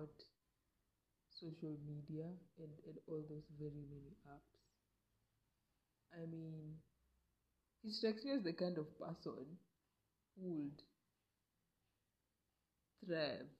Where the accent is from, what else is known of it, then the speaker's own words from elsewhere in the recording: Kenya; I'm a Kenyan